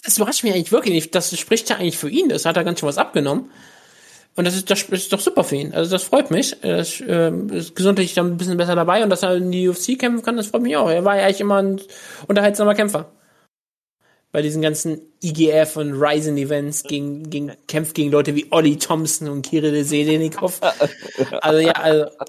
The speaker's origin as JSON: {"language": "German", "country": "Germany", "said": "ich bin Deutscher"}